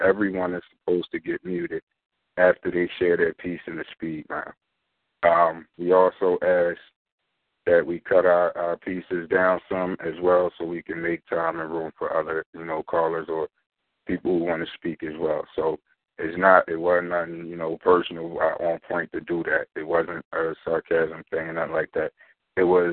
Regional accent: Philadelphia, Pennsylvania, United States; I'm from North Philly. The streets is what I know

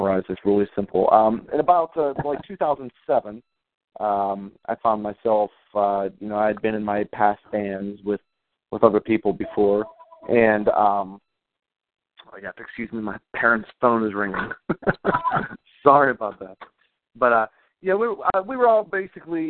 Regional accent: Belle Vernon, Pennsylvania, United States; I'm calling in from my hometown of Belle Vernon, Pennsylvania

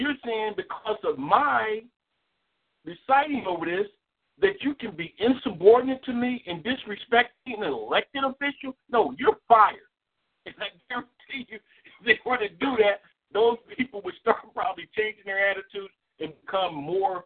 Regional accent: East Coast, United States; moved away; I was born on the East Coast

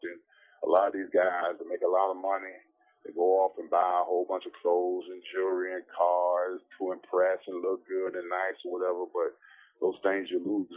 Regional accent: Miami, Florida, United States; moved away as an adult; also born or lived in Pittsburgh; I'm from Miami

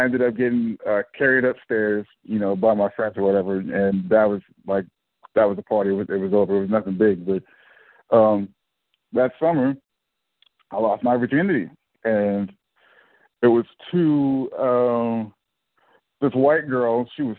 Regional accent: Indiana, United States; moved away as an adult; he's like, where are you from? And I'm like, Indiana

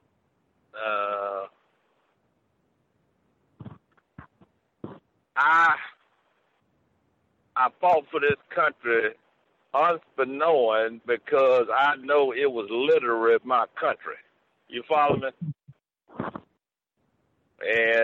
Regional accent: Tuskegee, Alabama, United States; I grew up in Tuskegee, which was a college town

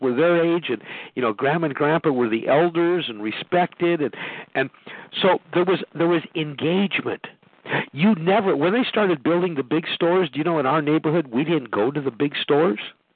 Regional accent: Chicago, Illinois, United States; I grew up in South Chicago

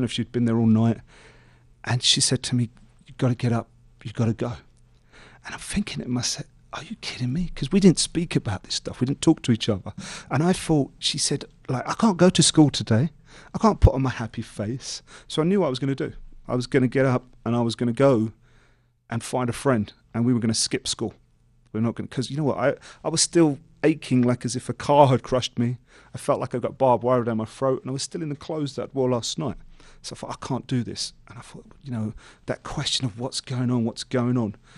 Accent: London, United Kingdom; growing up in East London

